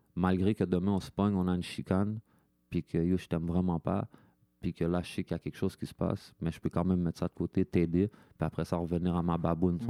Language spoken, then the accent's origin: French; Quebec, Canada; moi, je suis québécois, je m'associe au Québécois